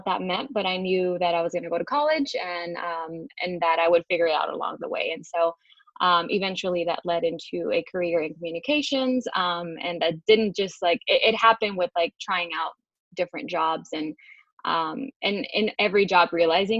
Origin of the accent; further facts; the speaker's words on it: Houston, Texas, United States; I was born and raised here in Houston, Texas